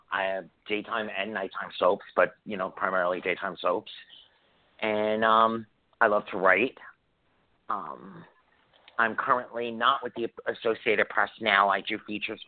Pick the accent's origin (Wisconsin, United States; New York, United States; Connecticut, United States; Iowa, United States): New York, United States; New York City; I'm Italian from Staten Island, New York